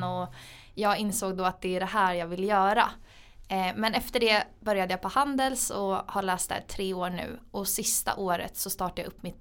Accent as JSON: {"language": "Swedish", "region": "Gotland", "country": "Sweden", "tie": "born or raised there", "moved": "as an adult", "said": "så jag är från Gotland från början. Eh, min familj flyttade dit när jag var liten. Eh, för mina föräldrar startade ett hotell som heter Furillen. Så jag är egentligen uppvuxen på ett hotell"}